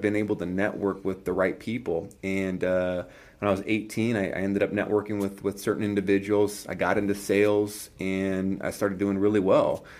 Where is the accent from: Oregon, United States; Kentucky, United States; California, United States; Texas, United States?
California, United States; I grew up in California